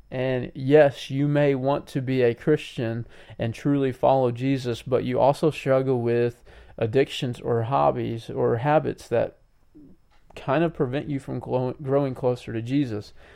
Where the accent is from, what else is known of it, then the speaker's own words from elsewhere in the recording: United States; us as American people today